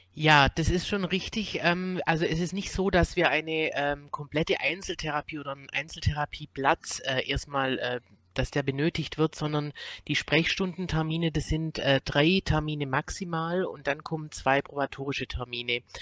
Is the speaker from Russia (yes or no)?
no; Swabia, Germany; now in Cologne, Germany; komme nicht aus Köln, ich komme aus dem Schwäbischen, aber bin seit einigen Jahren in Köln